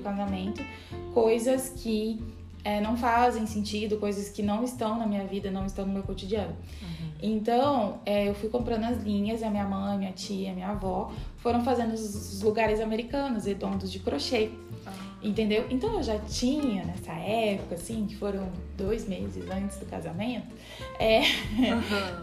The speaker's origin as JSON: {"language": "Portuguese", "region": "Minas Gerais", "country": "Brazil", "said": "eu sou mineira"}